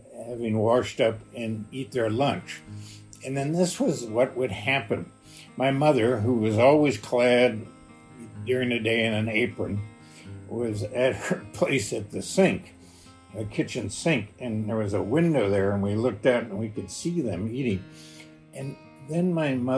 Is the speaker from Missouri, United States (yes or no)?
yes; West St. Louis County, Missouri, United States; I grew up in West St. Louis County, and I grew up off an original alignment of 66 that was my home.